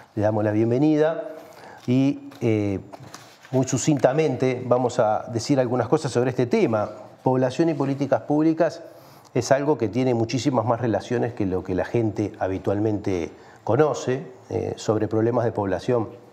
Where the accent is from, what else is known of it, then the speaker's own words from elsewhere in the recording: Uruguay; somos los uruguayos que no estamos en el país